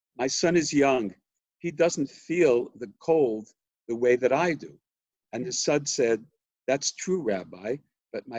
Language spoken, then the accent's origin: English; United States; I was born in America and grew up in America, my father was born in Jerusalem